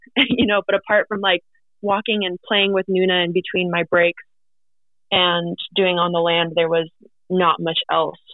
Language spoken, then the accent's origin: English; Fairbanks, Alaska, United States; also born or lived in Anvik, Alaska / South Naknek, Alaska; growing up in Fairbanks